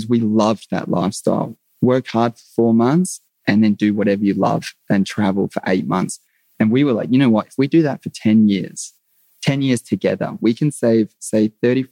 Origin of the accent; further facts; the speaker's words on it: Australia; being an Aussie guy